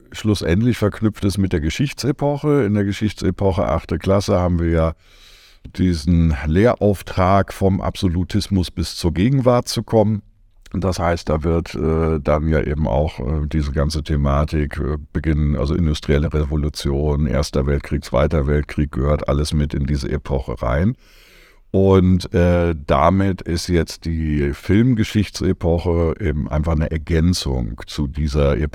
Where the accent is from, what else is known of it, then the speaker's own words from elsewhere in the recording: Berlin, Germany; Ja, mache ich gerne. Ja … ich komme aus Berlin